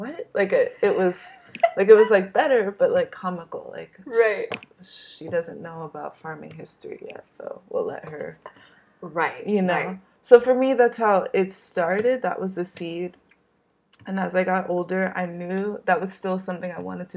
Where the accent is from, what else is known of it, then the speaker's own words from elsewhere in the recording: New York City, New York, United States; I'm from Brooklyn